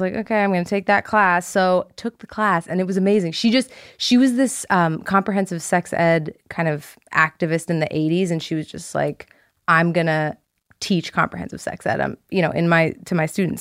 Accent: Ridgewood, New Jersey, United States; I grew up in Ridgewood, New Jersey

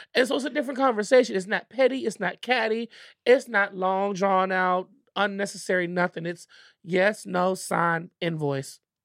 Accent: Richmond, Virginia, United States; I am from Virginia

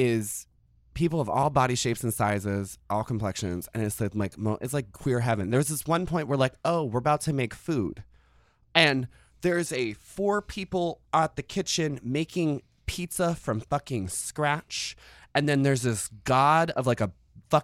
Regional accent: Chesapeake, Virginia, United States; I grew up in Chesapeake, Virginia.

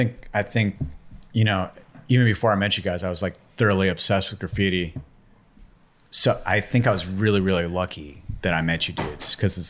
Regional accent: Calabasas, California, United States; I'm from the Valley, the rough part of the Valley called Calabasas.

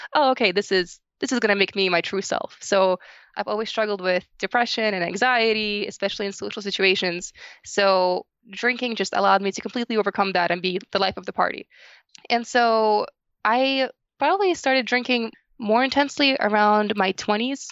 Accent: New Jersey, United States; So I'm from New Jersey

